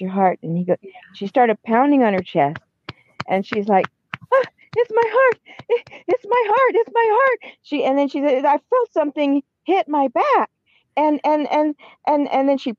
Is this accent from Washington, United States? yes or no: yes; Washington, United States; I'm from Washington State.